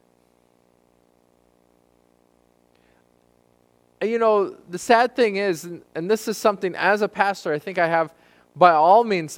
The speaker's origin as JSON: {"language": "English", "country": "United States", "said": "as American Christians"}